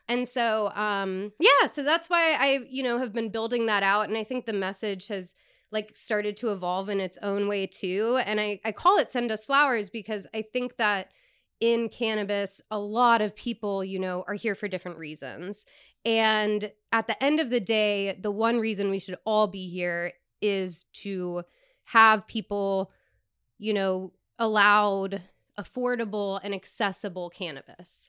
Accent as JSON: {"language": "English", "region": "East Coast", "country": "United States", "moved": "yes", "said": "I come from the East Coast"}